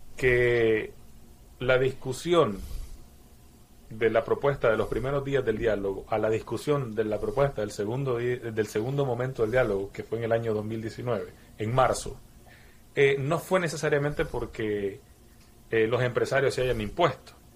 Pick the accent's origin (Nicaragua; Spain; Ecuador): Nicaragua; siendo nicaragüense